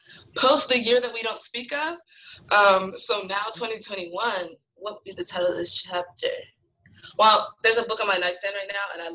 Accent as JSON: {"language": "English", "town": "Marietta", "region": "Georgia", "country": "United States", "said": "I like to add that. I'm from Atlanta, Georgia, Marietta to be specific."}